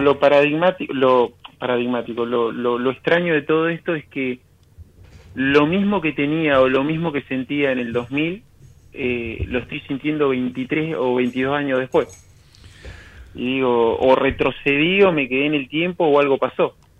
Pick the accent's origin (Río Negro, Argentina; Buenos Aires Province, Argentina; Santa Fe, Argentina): Río Negro, Argentina; De, Río Negro.